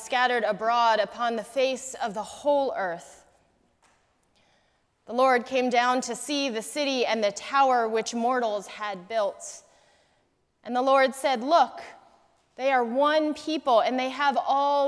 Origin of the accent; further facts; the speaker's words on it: Morristown, New Jersey, United States; also born or lived in East Hanover, New Jersey; I grew up in East Hanover, but I spent all of my school years in Morristown